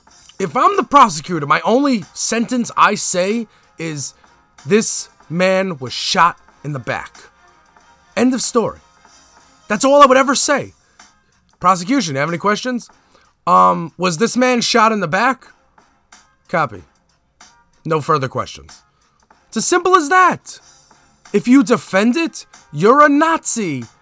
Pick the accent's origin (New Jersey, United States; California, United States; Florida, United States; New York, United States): New York, United States; Brooklyn; also born or lived in Staten Island; And I am from Brooklyn and then Staten Island where there's racists.